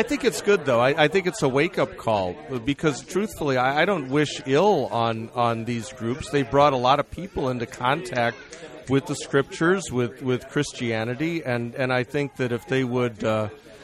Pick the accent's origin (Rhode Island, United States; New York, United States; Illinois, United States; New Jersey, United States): Illinois, United States; Chicago; moved away; I came from Chicago, so this will be returning to my Midwest roots